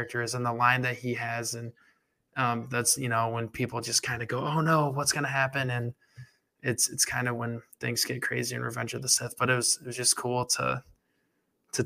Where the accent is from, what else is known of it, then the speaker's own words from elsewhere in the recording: Michigan, United States; I'm from Michigan